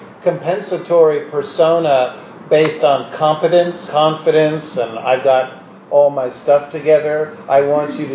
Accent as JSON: {"language": "English", "town": "New York City", "region": "New York", "country": "United States", "said": "as a New Yorker"}